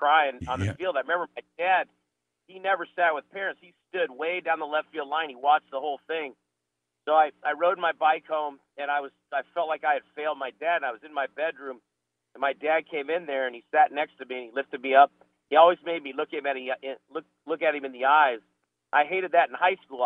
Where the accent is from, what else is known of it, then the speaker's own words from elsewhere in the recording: Phoenix, Arizona, United States; now in North Carolina, United States; I was born and raised in Phoenix. I'm one of the few natives